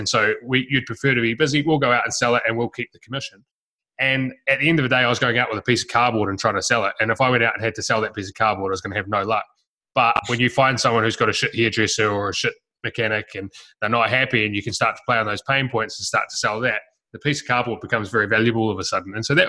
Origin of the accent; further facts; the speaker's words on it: New Zealand; moved away as an adult; also born or lived in Melbourne; when I was 18, I moved from New Zealand to Melbourne and I went and knocked doors for a year and sold bits of cardboard door to door in every suburb in Melbourne.